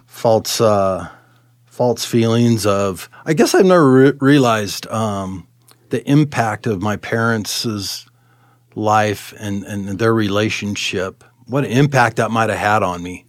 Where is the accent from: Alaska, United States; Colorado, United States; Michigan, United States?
Colorado, United States; Arvada; also born or lived in California; We, uh, we moved here in nineteen seventy-two. I was ten. We, we settled in Arvada and, um, went to Arvada High School